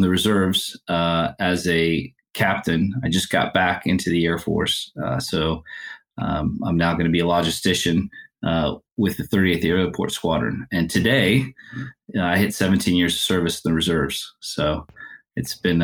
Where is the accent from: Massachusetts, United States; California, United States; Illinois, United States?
California, United States; also born or lived in Canada; Growing up on the West Coast in California originally